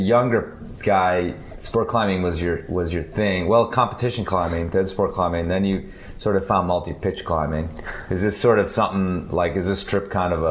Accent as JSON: {"language": "English", "country": "United States", "also_born_or_lived": "Roaring Fork Valley, Colorado", "said": "as an American"}